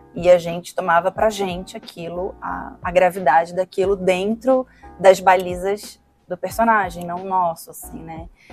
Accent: Brazil; como cidadã, como sujeita, como brasileira

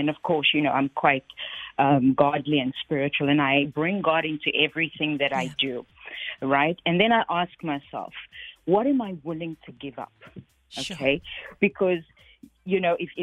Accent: Cape Town, Western Cape, South Africa; also born or lived in New York, United States; I am a South African.

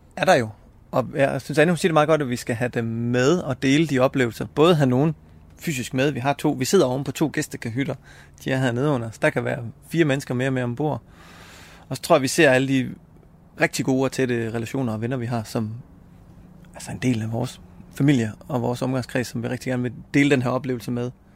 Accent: Esbjerg, Southern Denmark, Denmark; Jeg er født og opvokset i Esbjerg

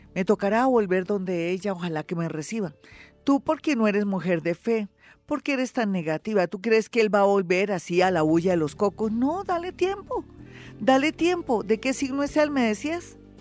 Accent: Bogotá, Colombia; los bogotanos no somos solapados, es que aquí hace mucho frío

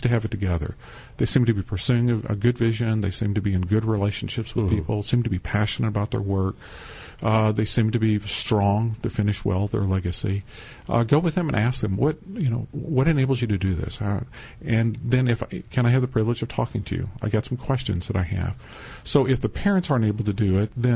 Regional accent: Boerne, Texas, United States; growing up in Bernie, at that time it was a small German Hispanic community

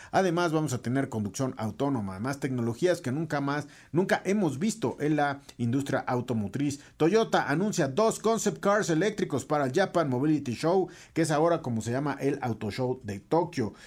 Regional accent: Mexico; como mexicanos

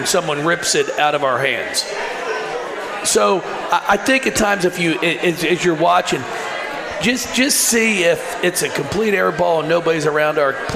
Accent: Kentucky, United States; moved away; to be in my home state. My brother lives here in Louisville. The rest of my family's up in northern Kentucky

